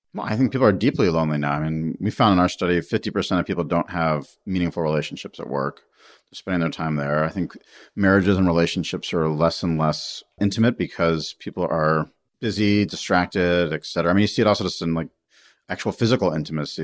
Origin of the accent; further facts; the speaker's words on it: United States; being an American